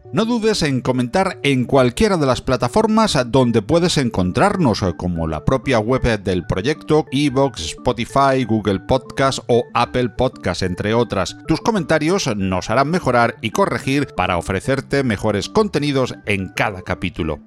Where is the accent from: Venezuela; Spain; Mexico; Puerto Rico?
Spain; Andalusia; soy andaluz